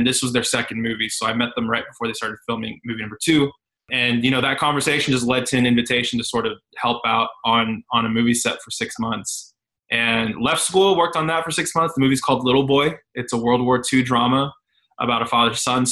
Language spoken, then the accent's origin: English; San Antonio, Texas, United States; now in Dallas, United States; I'm from San Antonio, just Texas. I'm currently based out of Dallas.